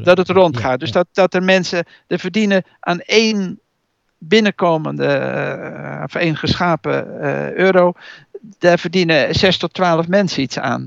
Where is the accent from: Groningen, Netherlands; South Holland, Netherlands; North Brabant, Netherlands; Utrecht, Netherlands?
Utrecht, Netherlands; als Utrechter